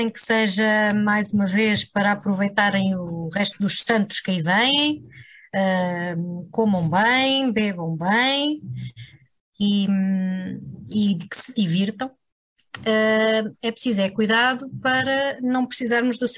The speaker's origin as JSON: {"language": "Portuguese", "region": "Centro", "country": "Portugal", "tie": "born or raised there", "lives_now": "Lisbon, Portugal", "said": "sempre tive esse fascínio exatamente pelas, pelas hum, marchas populares de Lisboa, que chegavam até à minha terrinha lá no interior, ao pé da Serra da Estrela, através da televisão. E quando vim para Lisboa, estamos a falar de 2010"}